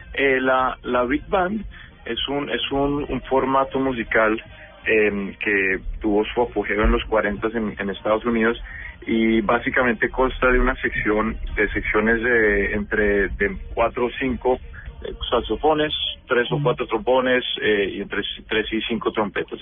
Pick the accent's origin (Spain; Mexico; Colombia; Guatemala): Colombia; Bogotá; now in New York, United States; yo soy Rolo, o sea, nací y criado en Bogotá.